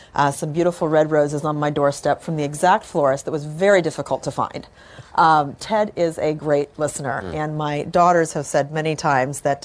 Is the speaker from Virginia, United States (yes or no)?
no; California, United States; moved away as an adult; now in Houston, United States; I grew up in California